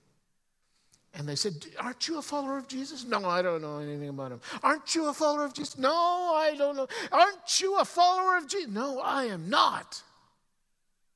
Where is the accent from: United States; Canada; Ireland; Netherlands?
Canada; as a Canadian. Now, some of you have heard stories of me talking about growing up and growing up in the mountains